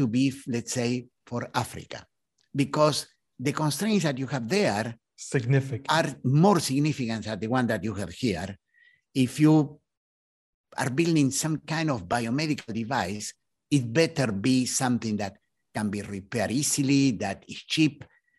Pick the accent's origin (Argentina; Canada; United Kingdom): Argentina; moved away as an adult; now in United States; In fact, when I came to the US, so I was coming from Argentina. And in Argentina, I had been in the Navy. I was an officer in the Navy.